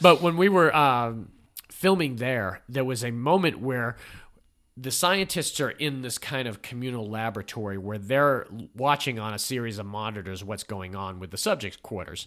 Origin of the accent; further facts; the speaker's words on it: New England, United States; I'm from New England